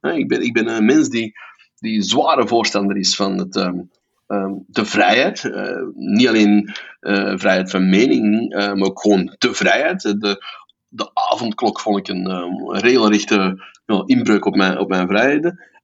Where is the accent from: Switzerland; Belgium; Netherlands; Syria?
Belgium